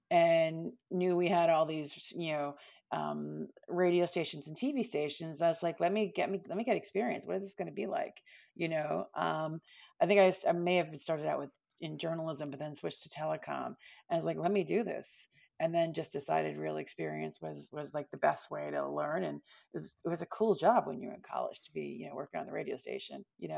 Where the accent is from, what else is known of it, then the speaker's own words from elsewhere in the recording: Altamonte Springs, Florida, United States; also born or lived in Longwood; But I went to high school in Orlando, in Longwood. My family was in Altamont Springs. So I came up from Altamont Springs